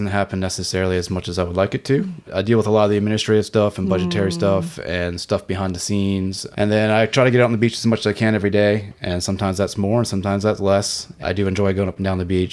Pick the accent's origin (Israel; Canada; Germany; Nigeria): Canada; Nova Scotia; moved away as an adult; now in Outer Banks, United States; I was born in Canada, so I have dual citizenship